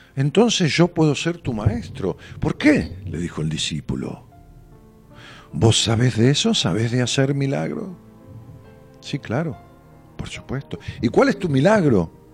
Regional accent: Ramos Mejía, Buenos Aires Province, Argentina; la casa donde yo nací, una casa pequeña que mis padres alquilaban este, allá en mis pagos, en Ramos Mejía

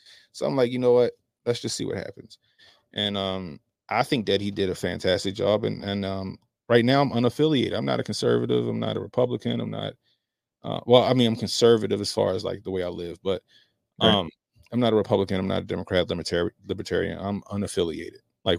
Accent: Baltimore, Maryland, United States; So I grew up in Baltimore City. It's a blue city, right?

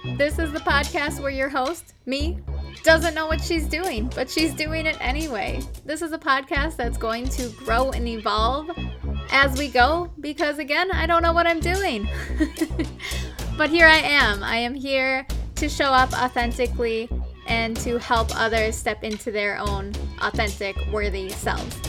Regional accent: Minnesota, United States; accent: Minnesotan; my accent, my Minnesotan accent

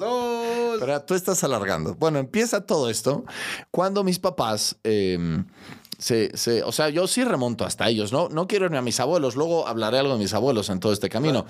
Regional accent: Mexico City, Mexico; also born or lived in León, Guanajuato; Y llegamos a la Ciudad de México. Recuerdo entrañablemente mi regreso a la Ciudad de México

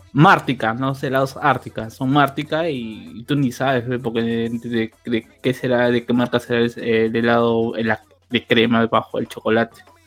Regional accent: Peru; como los peruanos copiamos todos

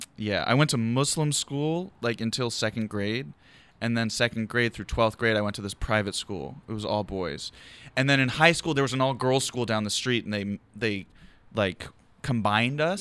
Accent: Philadelphia, Pennsylvania, United States; now in Los Angeles, United States; I'm from Philadelphia, but I'm from Overbrook, which is West Philly

